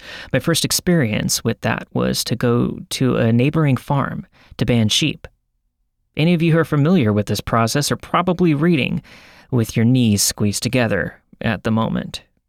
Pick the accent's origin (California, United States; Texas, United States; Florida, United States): Texas, United States; Kenefick; also born or lived in Oklahoma; I was raised in Kennefic, Texas, and that we moved there from Oklahoma in November of 1984.